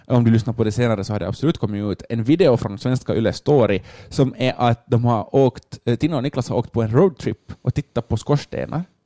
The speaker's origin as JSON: {"language": "Swedish", "country": "Finland", "said": "vi som finländare"}